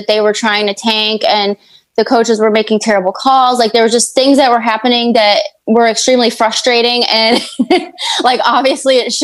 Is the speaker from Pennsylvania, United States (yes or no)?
yes; Pennsylvania, United States; growing up in Pennsylvania